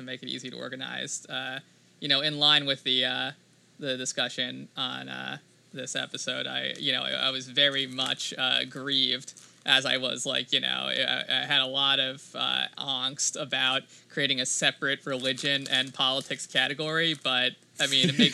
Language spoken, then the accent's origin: English; United States; we're Americans